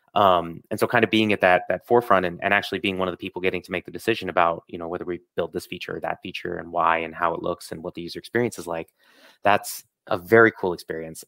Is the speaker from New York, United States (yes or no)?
yes; Ithaca, New York, United States; moved away; in my hometown. So, I'm, I'm originally from upstate New York, uh, same city as Cornell University